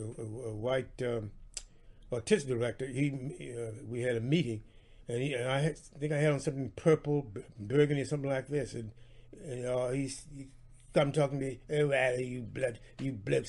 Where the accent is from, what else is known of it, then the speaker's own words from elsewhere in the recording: Houston, Texas, United States; moved away as an adult; also born or lived in New York City; That's where I'm from. I'm from that ward. I'm from Freedmanstown